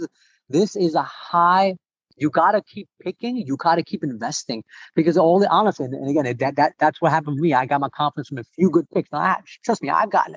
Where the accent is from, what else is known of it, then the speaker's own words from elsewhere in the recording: New York, United States; I'm from New York